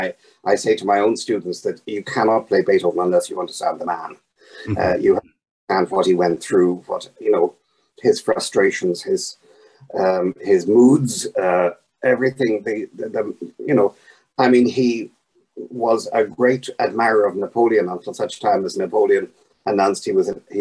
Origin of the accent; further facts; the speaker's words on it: Ireland; I'm Irish, and we had this war in Northern Ireland for so long